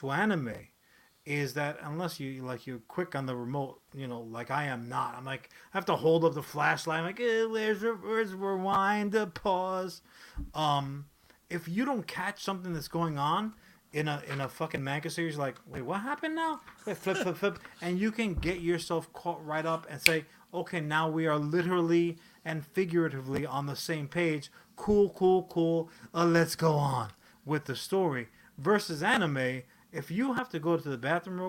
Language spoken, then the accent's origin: English; United States; as American audiences